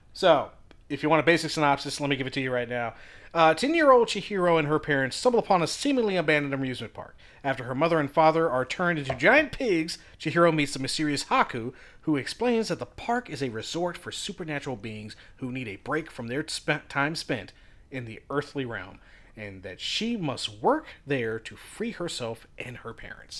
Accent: Virginia, United States; We're from Virginia. We love what we have here in, uh, Shenandoah

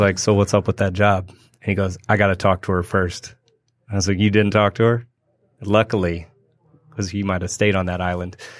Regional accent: Berkeley, California, United States; moved away as an adult; also born or lived in Spain; I grew up in California, in Berkeley.

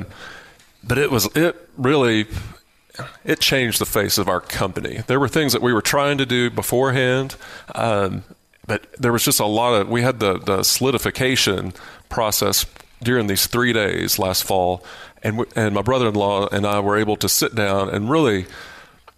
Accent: Lubbock, Texas, United States; moved away as an adult; I was from Lubbock and had the opportunity to move back and work with them

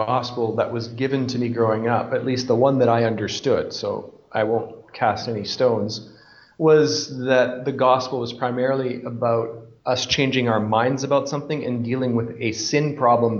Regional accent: Canada; moved away as an adult; also born or lived in Scotland; now in Bolivia; I'm from Canada

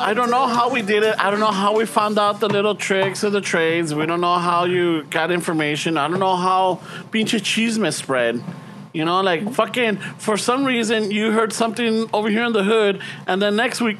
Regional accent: Los Angeles, California, United States; also born or lived in Boyle Heights; I was born in East Los.

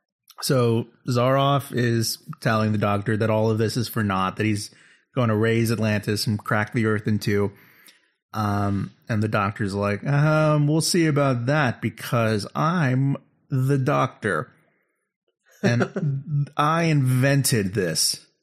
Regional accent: England, United Kingdom; I mean, I'm from England.

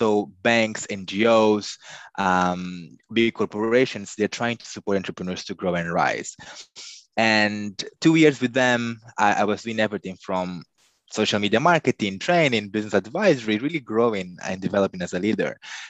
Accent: Nampula, Mozambique; I grew up in Nampula. That's in the north of Mozambique.

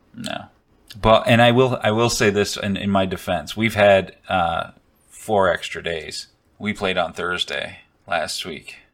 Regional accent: Buffalo, New York, United States; moved away; I'm from Buffalo originally. I grew up there

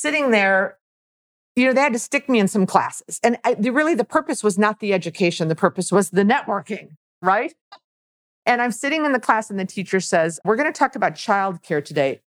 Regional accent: Milwaukee, Wisconsin, United States; moved away; also born or lived in Florida / Miami; I was born in Milwaukee, Wisconsin. So I'm a cheesehead

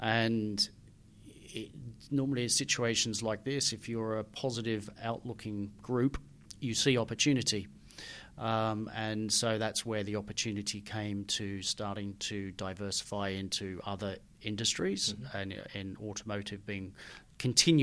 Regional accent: Australia; moved away; my dad was Australian and I grew up in Australia

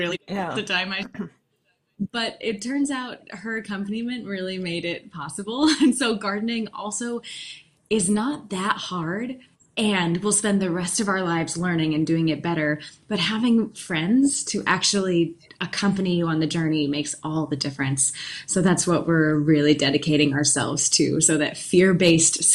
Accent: Finger Lakes, New York, United States; growing up in the Finger Lakes

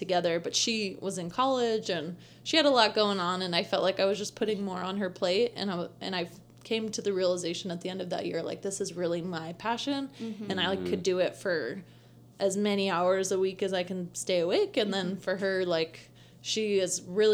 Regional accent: Las Vegas, Nevada, United States; also born or lived in Santa Cruz, California; I grew up in Vegas.

